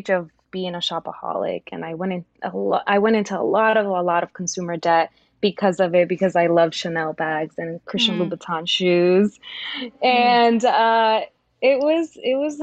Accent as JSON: {"language": "English", "region": "New York", "country": "United States", "tie": "born or raised there", "also_born_or_lived": "Dominican Republic / Yonkers, New York", "said": "I grew up in New York."}